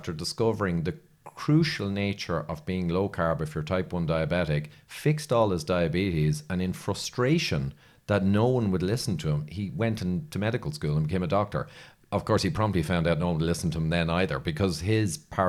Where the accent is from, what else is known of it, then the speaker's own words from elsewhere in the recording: Ireland; But then I'm Irish. We're all like that.